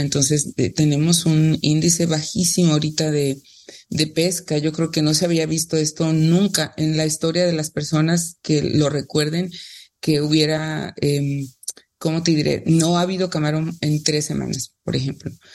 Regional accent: Tamiagua, Veracruz, Mexico; soy de Tamiagua

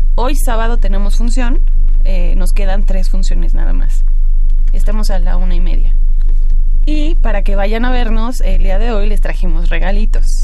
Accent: Mexico; nosotros como mexicanos

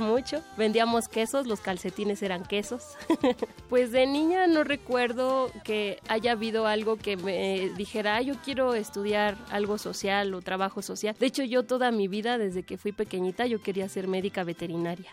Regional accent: Mexico City, Mexico; Nací en la Ciudad de México el 7 de julio de 1987

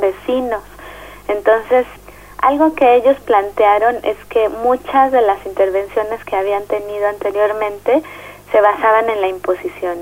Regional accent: Mexico City, Mexico; soy de la Ciudad de México

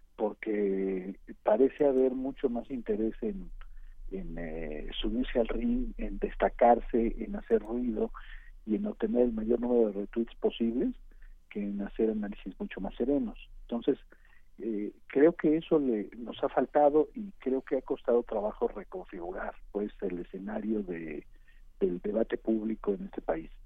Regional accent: Arcelia, Guerrero, Mexico; mi pueblo, mi pueblo se llama Arcelia y está en Guerrero

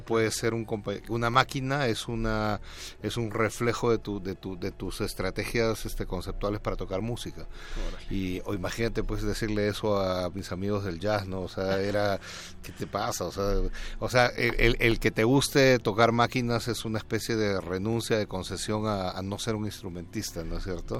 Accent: Peru; moved away as an adult; now in Mexico; Soy peruano, aunque llevo bastante tiempo viviendo acá, llevo 13 años

